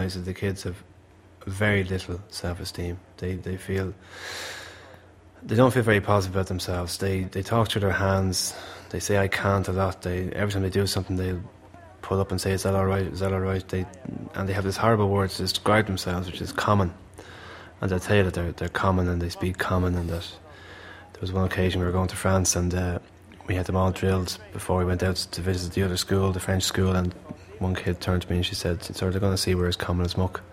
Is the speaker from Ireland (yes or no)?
yes; Malahide, Leinster, Ireland; I'm from Malahide, and I know exactly what people from Malahide are about